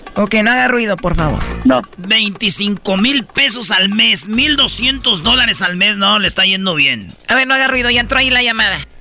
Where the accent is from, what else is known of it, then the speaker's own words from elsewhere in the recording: Jiquilpan, Michoacán, Mexico; mi pueblo, Jiquilpan, Michoacán.